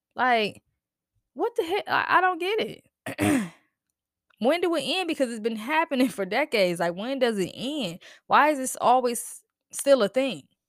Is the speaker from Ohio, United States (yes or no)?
no; New Jersey, United States; I'm from Jersey